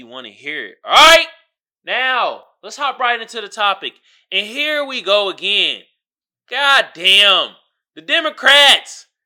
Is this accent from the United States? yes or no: yes; Oakland, California, United States; now in San Diego, United States; I'm from Oakland